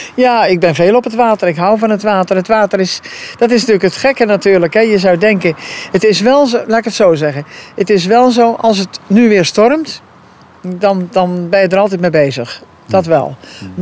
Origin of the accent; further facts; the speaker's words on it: Capelle, Schouwen-Duiveland, Zeeland, Netherlands; de boerderij waar ik geboren ben. Waar ik de ramptes heb meegemaakt. Eh, waar ik natuurlijk na mijn 18e eh, wegging om wat te studeren en te werken. Maar ik ben weer teruggekomen